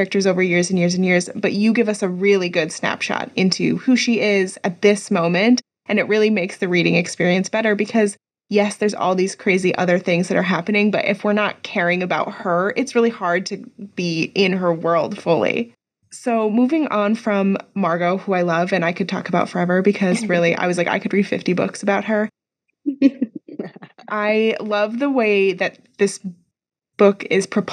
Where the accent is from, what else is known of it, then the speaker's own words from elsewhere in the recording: Midwest, United States; I'm from the Midwest